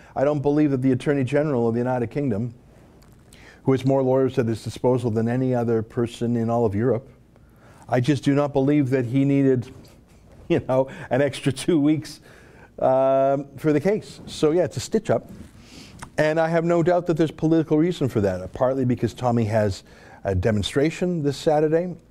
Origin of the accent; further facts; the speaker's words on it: Alberta, Canada; growing up in the western province of Alberta